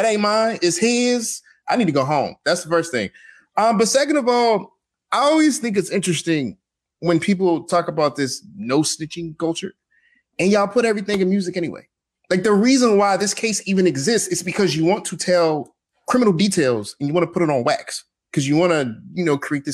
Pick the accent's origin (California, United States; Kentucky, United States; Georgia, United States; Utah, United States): Georgia, United States; Atlanta; I'm from Atlanta. I live here.